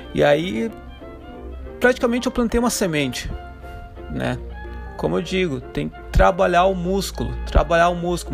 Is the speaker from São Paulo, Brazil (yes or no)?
no; Santa Catarina, Brazil; moved away; also born or lived in Africa; Eu sou de Santa Catarina